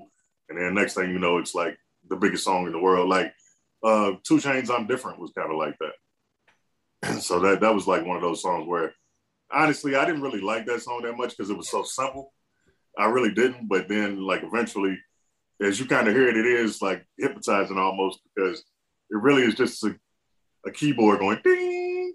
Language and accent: English; Lexington, Kentucky, United States; I started, of course, in Lexington, Kentucky. I went to Bryan Station High School. I grew up in the Winburn area.